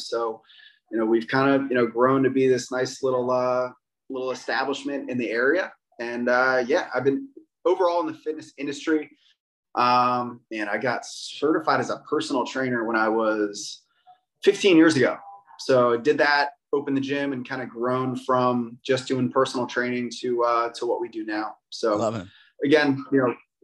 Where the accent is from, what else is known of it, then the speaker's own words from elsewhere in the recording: Massachusetts, United States; now in Pennsylvania, United States; I grew up in Massachusetts